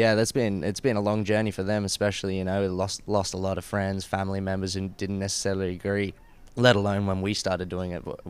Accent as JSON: {"language": "English", "town": "Brisbane", "region": "Queensland", "country": "Australia", "tie": "born there", "said": "because I was born in Brisbane, and then by the time I was 6 months old, we bought a combi van, started traveling around Australia, did that for 2 years."}